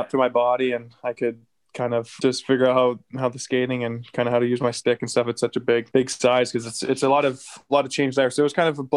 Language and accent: English; St. Albert, Alberta, Canada; I grew up in St. Albert, obviously, like you mentioned, and played my whole minor hockey system there